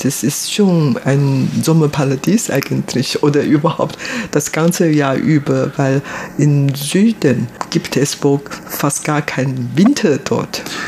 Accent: Taipei, Taiwan; German is a second language; moved away as an adult; also born or lived in Germany; Ich bin ein Taiwanerin, hier in Taipei geboren, aufgewachsen und dann später habe ich in Deutschland studiert

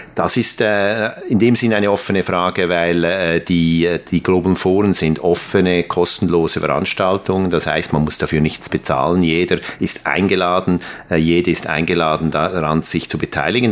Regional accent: Aarau, Aargau, Switzerland; in Aarau in der Schweiz, zufälligerweise mein Geburtsort

